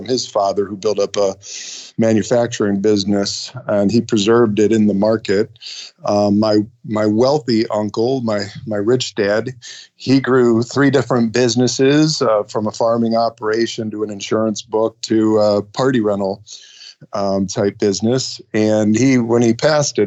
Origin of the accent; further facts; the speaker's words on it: Ohio, United States; now in Michigan, United States; I was born and raised in Ohio